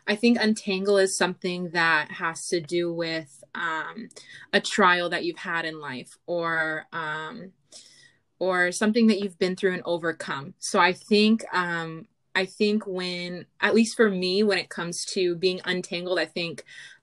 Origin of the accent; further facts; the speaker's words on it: California, United States; I am from California